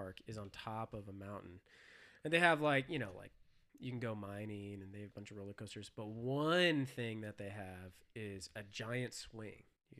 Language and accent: English; Glenwood Springs, Colorado, United States; moved away; I'm from Colorado.